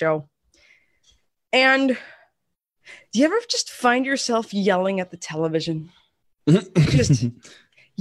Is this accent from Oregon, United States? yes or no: yes; Portland, Oregon, United States; moved away; also born or lived in Las Vegas; growing up in Portland and then moving to Vegas